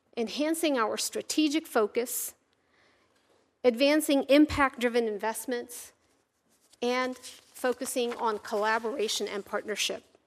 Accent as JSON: {"language": "English", "region": "Virginia", "country": "United States", "tie": "born or raised there", "said": "Having grown up in Virginia, I consider it my home state"}